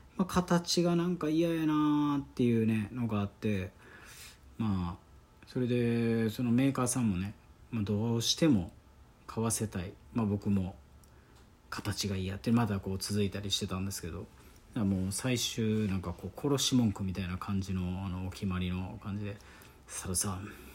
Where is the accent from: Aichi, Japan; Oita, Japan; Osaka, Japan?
Osaka, Japan; accent: Kansai dialect; もう大阪出身ですから